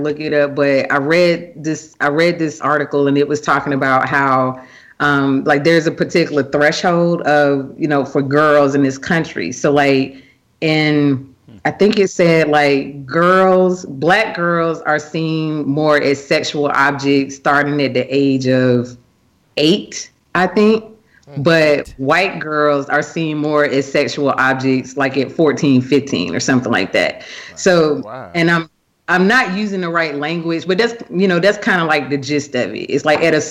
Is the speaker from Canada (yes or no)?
no; the South, United States; I grew up, you know, I'm from the South